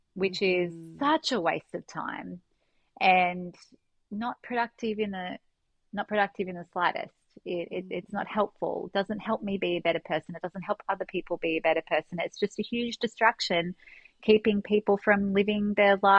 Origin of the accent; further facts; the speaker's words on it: Australia; being an Australian, we don't have such a nationalistic idea on Christianity and religion